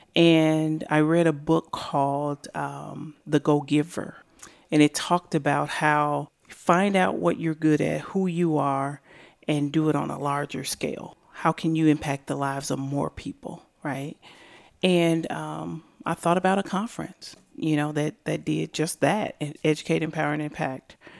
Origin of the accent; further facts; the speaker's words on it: Decatur, Illinois, United States; now in Bloomington, United States; born and raised in Decatur, Illinois